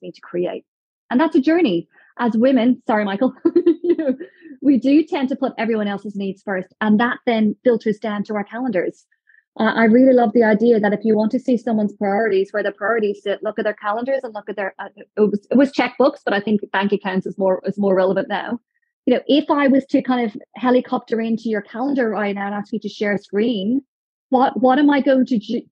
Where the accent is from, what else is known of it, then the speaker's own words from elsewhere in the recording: Dublin, Ireland; moved away; I'm from Ireland. So back in Dublin, my parents live 2 miles up a mountain outside Dublin